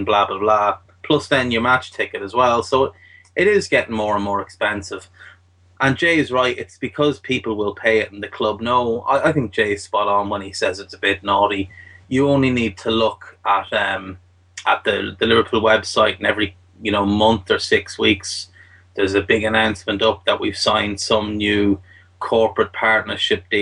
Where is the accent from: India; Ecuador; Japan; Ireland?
Ireland; I'm Irish